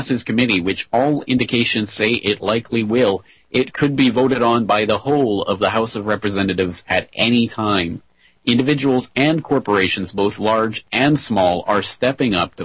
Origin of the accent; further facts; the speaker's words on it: Canada; now in Japan; as a Canadian